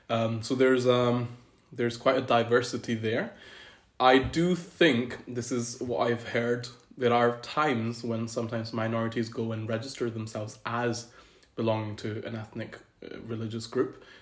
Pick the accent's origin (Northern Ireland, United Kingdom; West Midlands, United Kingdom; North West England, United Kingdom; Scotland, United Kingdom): Scotland, United Kingdom; also born or lived in Pakistan; I was born in Pakistan, and that's where I lived for about 10 years. Um, so, I was a little kid, and then we moved to the UK. and then I've spent the last 17 years growing up in Great Britain, mm-hmm. majorly in Scotland.